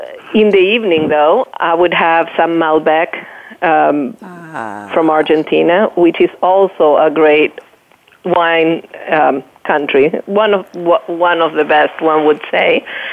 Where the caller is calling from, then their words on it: San Francisco, California, United States; So I'm calling from San Francisco.